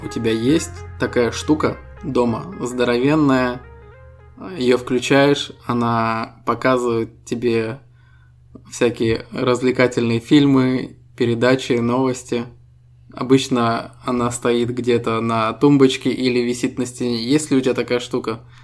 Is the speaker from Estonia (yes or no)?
yes; Estonia; Мы ребята из Эстонии